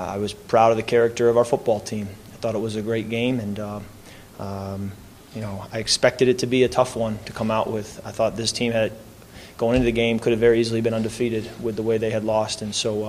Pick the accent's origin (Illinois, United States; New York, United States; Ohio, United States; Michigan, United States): Michigan, United States; Holland; moved away; That's the Holland Sentinel right there, my hometown paper